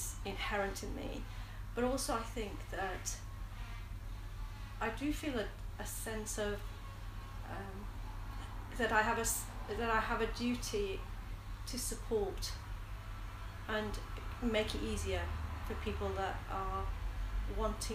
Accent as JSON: {"language": "English", "town": "Smethwick", "region": "West Midlands", "country": "United Kingdom", "tie": "born or raised there", "also_born_or_lived": "Bradford", "moved": "yes", "said": "growing up in Smethwick"}